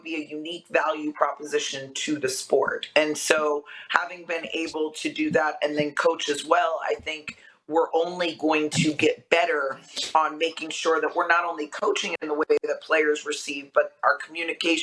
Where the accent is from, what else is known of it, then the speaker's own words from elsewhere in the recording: Vero Beach, Florida, United States; also born or lived in Boston; I grew up in Vero Beach, Florida, where football is a way of life